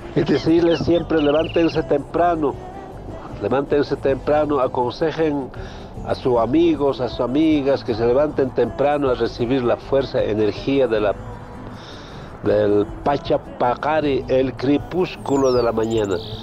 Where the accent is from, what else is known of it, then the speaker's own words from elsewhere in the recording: Ayllu Lunglaya, Kallawaya region, La Paz, Bolivia; yo nací acá en Ayo Lunglaya